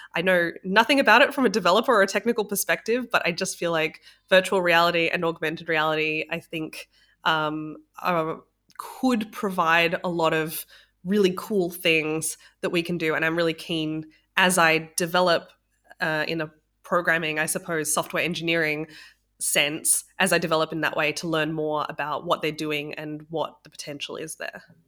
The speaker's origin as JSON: {"language": "English", "country": "Australia", "also_born_or_lived": "Sydney", "moved": "yes", "said": "I'm from Australia originally, so I was living in Sydney."}